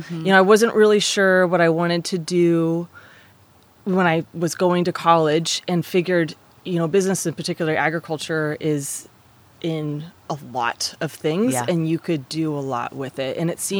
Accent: California, United States; also born or lived in Michigan, United States / Virginia, United States; I moved around a lot. I was born in Michigan. I've lived throughout California, Northern and Southern California. I lived in Virginia a little bit as a kid.

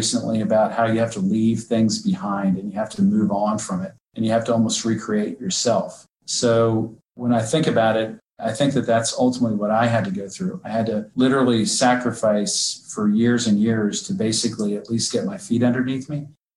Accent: Lancaster, Pennsylvania, United States; moved away; also born or lived in South Carolina; I grew up in Lancaster, Pennsylvania

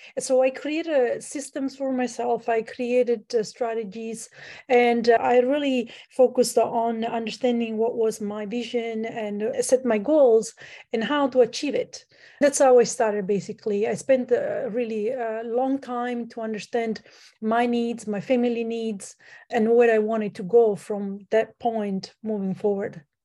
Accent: Italy; now in Canada; I'm from Italy. I grew up in Italy

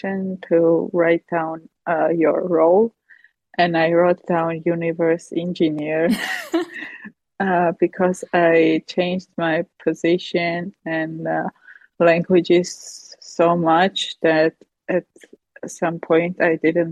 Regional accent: Armenia; I come from Armenia.

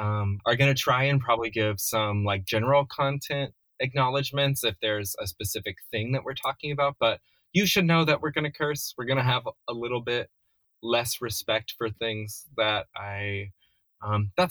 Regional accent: North Carolina, United States; I'm allegedly from North Carolina

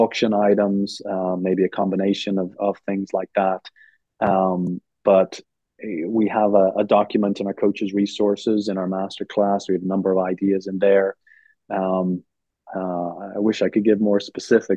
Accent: Ireland; moved away as an adult; now in United States; I'm from Ireland

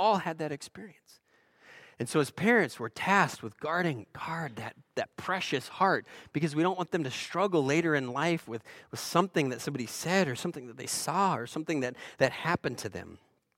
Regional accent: Eugene, Oregon, United States; So most of you know I'm from Oregon, Eugene, Oregon, and Oregon, of course, was the end of the Oregon Trail.

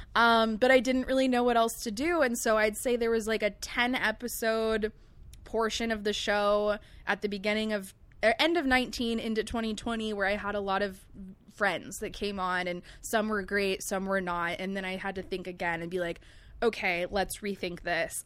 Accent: Long Beach, California, United States; also born or lived in El Segundo; growing up in Long Beach

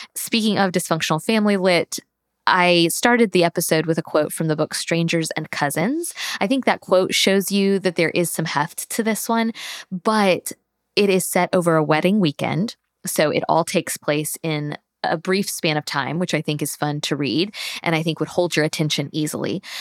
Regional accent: Tallahassee, Florida, United States; moved away as an adult; also born or lived in Alabama; now in Georgia, United States; Born and raised in Tallahassee

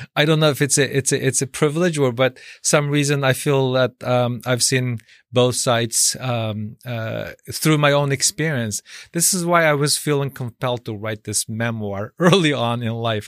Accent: Xinjiang, China; now in United States; my being born in a re-education camp

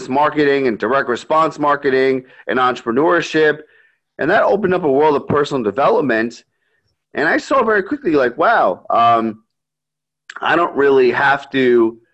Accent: New York, United States; I grew up in New York my entire life.

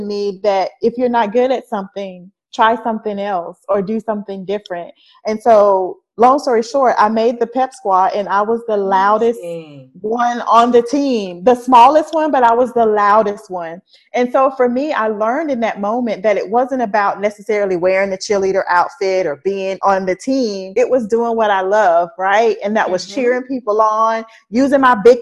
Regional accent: Mobile, Alabama, United States; also born or lived in Louisiana; now in Atlanta, United States; So that's pretty much where I was raised. I moved there when I was like 2 months old. So Mobile was like always home to me

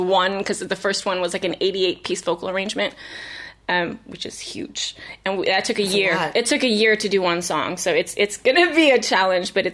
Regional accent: Vallejo, California, United States; moved away as an adult; also born or lived in East Coast / Michigan / San Francisco; now in Los Angeles, United States; I was born and raised in Vallejo. I lived on the East Coast briefly, like middle school, and then came back to the Bay.

